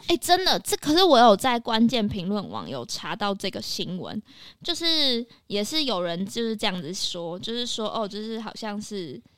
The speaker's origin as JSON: {"language": "Chinese", "town": "Taipei", "country": "Taiwan", "tie": "born or raised there", "said": "我自己在台北长大"}